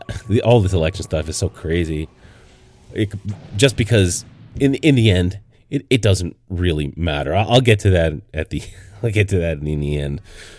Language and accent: English; Canada; moved away as an adult; now in United States; I grew up in Canada for, you know, 20 years before I left for the States. 19, I left.